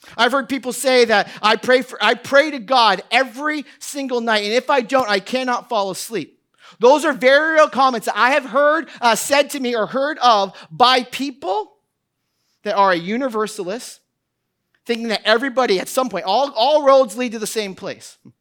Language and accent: English; New Hampshire, United States; moved away; I grew up in New Hampshire. Uh, I grew up outside of Boston.